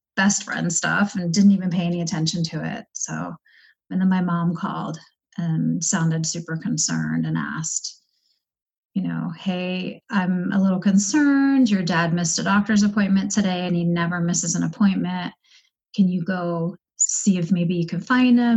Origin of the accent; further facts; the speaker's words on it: East Coast, United States; moved away as an adult; now in Denver, United States; I was born and raised on the East Coast